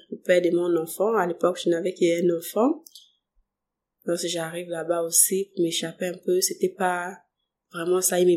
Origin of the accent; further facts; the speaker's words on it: Moanda, Haut-Ogooué, Gabon; on a tellement déménagé, on était au Fumier, Mukaba, euh, Montagne 5.